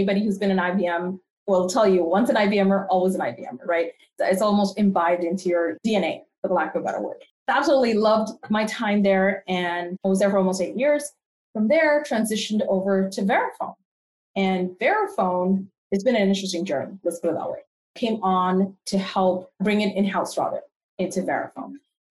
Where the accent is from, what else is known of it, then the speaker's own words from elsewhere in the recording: Canada; now in United States; I am part Canadian and part American. So I like to say I'm a complete North American, if you will. So I spent a good part of my life in Canada and then transitioned here back to the US quite a few years ago.